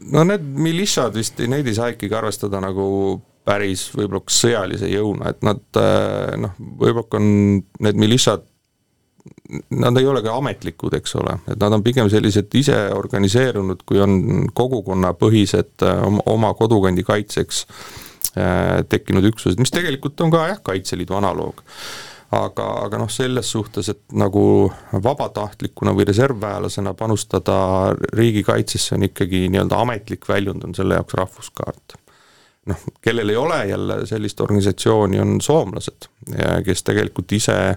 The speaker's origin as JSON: {"language": "Estonian", "country": "Estonia", "said": "mul on selles suhtes au olla eestlane ja, ja ma tunnen uhkust, et ma olen eestlane"}